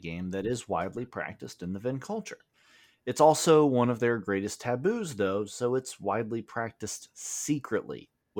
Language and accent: English; the South, United States; I am from the South.